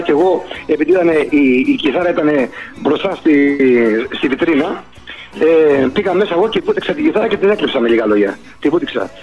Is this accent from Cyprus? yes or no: no; Boston, Massachusetts, United States; also born or lived in Salamis, Greece; now in Athens, Greece; πήγαμε στο θείο μου που μας είχε καλέσει στην Αμερική στη Βοστόνη και μείναμε ε, Μέρεπεν, στο Μέρεπεν. Εκεί μεγάλωσα.